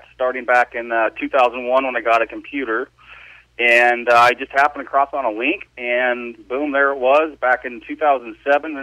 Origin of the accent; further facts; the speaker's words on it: Portland, Oregon, United States; I was born and raised in Portland, Oregon.